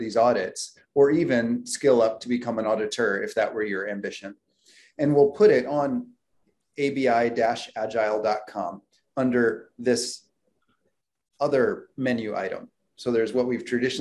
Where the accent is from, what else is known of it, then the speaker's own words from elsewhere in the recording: United States; I was born in the United States